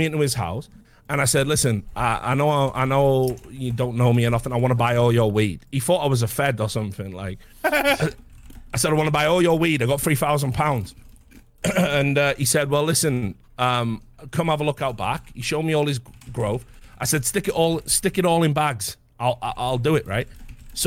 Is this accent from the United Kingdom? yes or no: yes; Wales, United Kingdom; moved away; also born or lived in North East England; I'm from Wales originally, but I lived in the northeast of England.